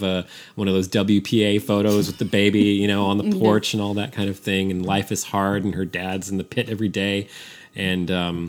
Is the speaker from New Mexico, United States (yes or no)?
no; San Francisco, California, United States; now in Austin, United States; I grew up in San Francisco. I was a city kid.